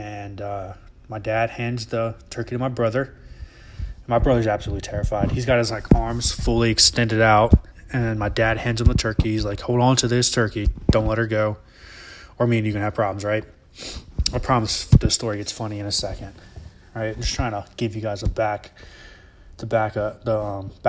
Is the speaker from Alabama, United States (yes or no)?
yes; Alabama, United States; growing up in Alabama and living in the woods